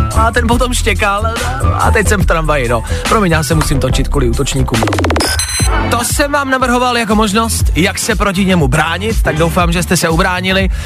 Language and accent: Czech; Czechia; jsme Češi